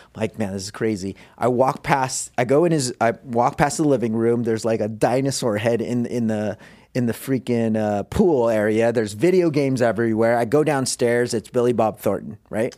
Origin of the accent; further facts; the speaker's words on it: Philippines; moved away; I was born in the Philippines